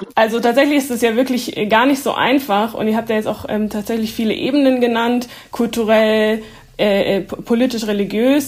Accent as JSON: {"language": "German", "town": "Heidelberg", "region": "Baden-Württemberg", "country": "Germany", "tie": "born or raised there", "also_born_or_lived": "Jerusalem / Mannheim / Munich"}